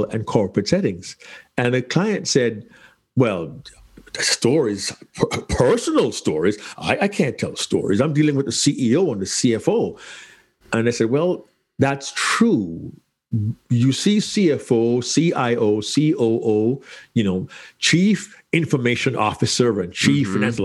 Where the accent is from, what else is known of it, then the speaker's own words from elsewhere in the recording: Kingston, Jamaica; moved away; As a small child growing up in Kingston, Jamaica